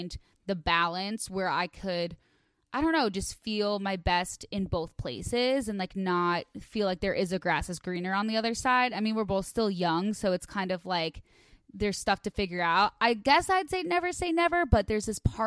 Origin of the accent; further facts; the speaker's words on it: Chicago Northwest suburbs, Illinois, United States; moved away as an adult; now in Los Angeles, United States; I grew up in the Northwest suburbs